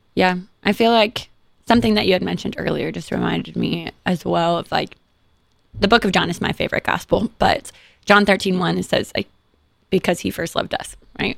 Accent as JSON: {"language": "English", "region": "Kansas", "country": "United States", "also_born_or_lived": "Michigan", "moved": "yes", "said": "I'm from Kansas originally"}